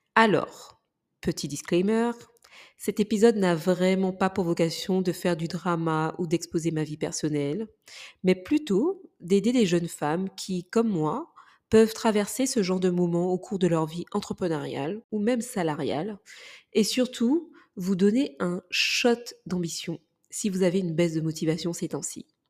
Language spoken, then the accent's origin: French; Martinique; moved away; je suis martiniquaise, pour ceux qui ne le savent pas, et que du coup, ma famille vit pour la plus grande partie aujourd'hui en Martinique